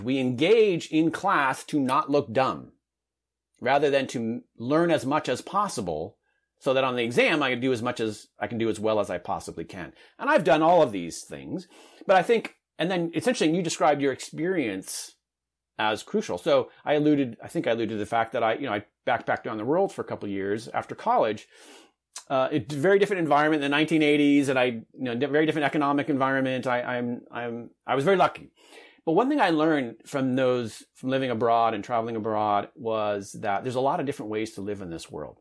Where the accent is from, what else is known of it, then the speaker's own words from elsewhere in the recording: Southern California, United States; I grew up in Southern California in a medium-sized town.